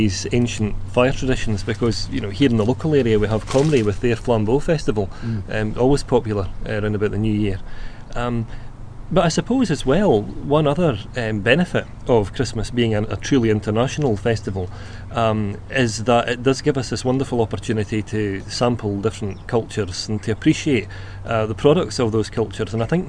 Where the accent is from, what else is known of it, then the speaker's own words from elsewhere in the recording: Scotland, United Kingdom; Being Scottish and having lived in Scotland most of my life